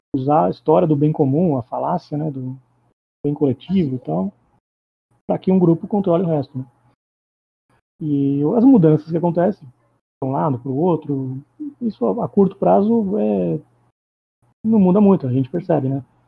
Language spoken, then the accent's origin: Portuguese; Itapetininga, São Paulo, Brazil; now in São Paulo, Brazil; Eu sou de São Paulo, eu sou de Itapetininga, do interior do sul do estado de São Paulo, mas eu vivo em São Paulo faz uns quase 20 anos.